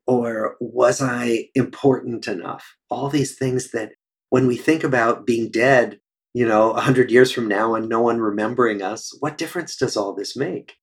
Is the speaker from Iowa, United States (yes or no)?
yes; Des Moines, Iowa, United States; moved away as an adult; also born or lived in Cambridge, Massachusetts; I grew up in Des Moines, Iowa